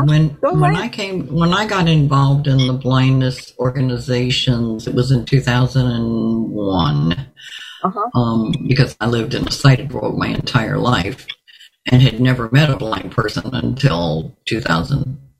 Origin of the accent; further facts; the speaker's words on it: Virginia Beach, Virginia, United States; also born or lived in Mississippi; now in Orlando, United States; And I grew up in Virginia Beach, and there was nothing in Virginia Beach. And then when I came to Orlando